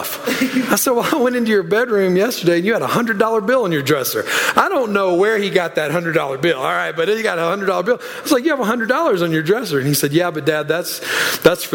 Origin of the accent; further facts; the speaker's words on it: Louisiana, United States; moved away; I'm from Louisiana originally